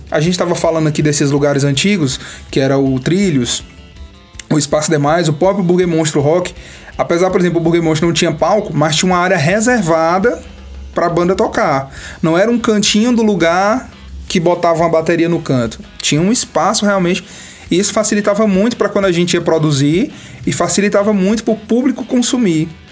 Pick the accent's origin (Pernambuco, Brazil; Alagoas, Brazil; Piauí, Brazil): Piauí, Brazil; Campo Maior; also born or lived in Minas Gerais; now in Teresina, Brazil; quando eu comecei a tocar aqui em Teresina, que eu sou de Campo Maior, quando eu vim de lá pra cá